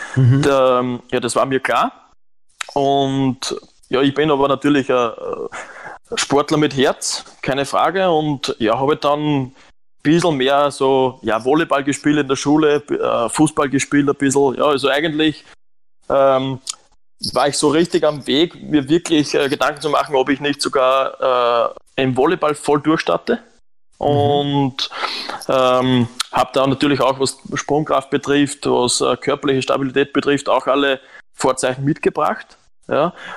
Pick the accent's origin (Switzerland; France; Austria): Austria; Lower Austria; moved away as an adult; also born or lived in Romania; now in Germany; ich bin in Niederösterreich am Land aufgewachsen